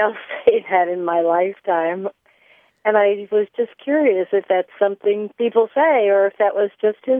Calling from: Madison, Wisconsin, United States; I'm calling from Madison, Wisconsin.

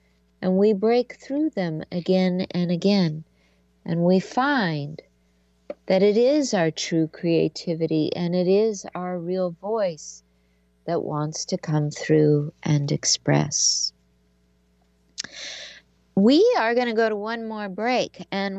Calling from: Seattle, Washington, United States; she is coming to my hometown, Seattle, Washington. It's funny, I've lived in Seattle now long enough that I'm calling it my hometown, even though I wasn't born here, but this is my home

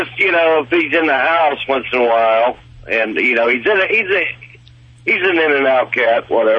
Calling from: California, United States; Well, we're on 15 in California right at the moment.

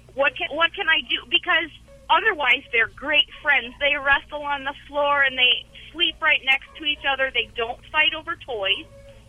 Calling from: Wisconsin, United States

